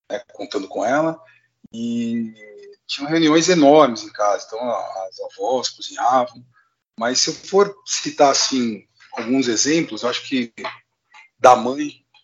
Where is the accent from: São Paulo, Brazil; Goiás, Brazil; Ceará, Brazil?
São Paulo, Brazil; Marília; also born or lived in Pompeia; eu, nasci em Pompeia, né, numa cidade próximo a Marília, você deve conhecer. Uh, eu fui com 10 anos para Marília, então toda essa minha infância até a adolescência eu passei no interior.